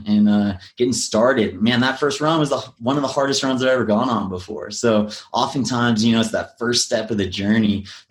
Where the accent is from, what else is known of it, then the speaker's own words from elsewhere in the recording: Big Bear Lake, California, United States; I grew up in Big Bear Lake, Southern California.